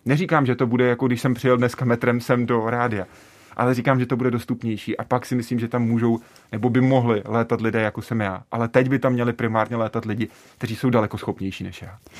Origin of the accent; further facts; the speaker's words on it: České Budějovice, South Bohemian Region, Czechia; já jsem z Budějc